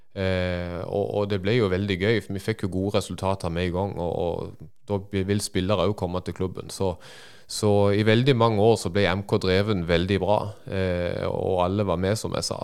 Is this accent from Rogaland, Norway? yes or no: no; Feda, Agder, Norway; vi er begge fra Kvinesdal kommune